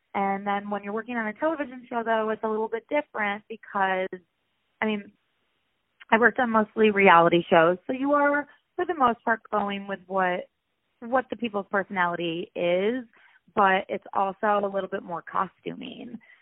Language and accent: English; Rochester, New York, United States; moved away as an adult; also born or lived in Ohio; now in Los Angeles, United States; I'm originally from upstate New York, Rochester to be exact